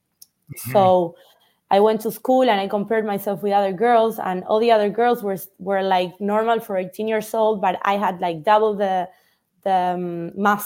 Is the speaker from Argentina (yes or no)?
yes; Buenos Aires, Argentina; I was born in Buenos Aires in Argentina.